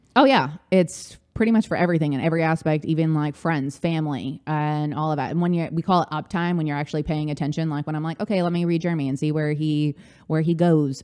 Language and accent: English; Orange County, California, United States; now in New York City, United States; I grew up in Orange County